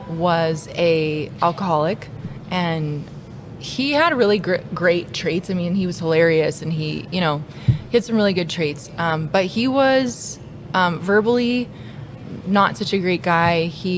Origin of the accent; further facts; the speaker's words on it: Lloydminster, Canada; So I grew up in Lloydminster, born and raised.